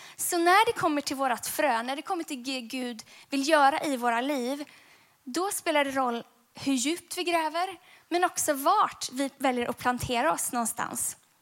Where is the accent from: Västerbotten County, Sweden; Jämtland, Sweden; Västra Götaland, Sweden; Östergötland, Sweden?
Västra Götaland, Sweden; Gothenburg; när jag växte upp så växte jag upp i den vackra staden Göteborg